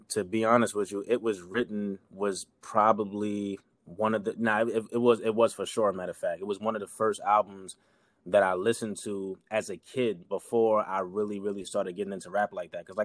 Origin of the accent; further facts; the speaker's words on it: New York, United States; maybe I was you know I was from New York, whatever